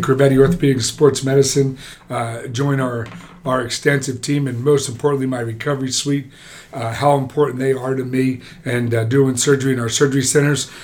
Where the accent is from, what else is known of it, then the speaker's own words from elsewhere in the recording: New Jersey, United States; I'm a Jersey boy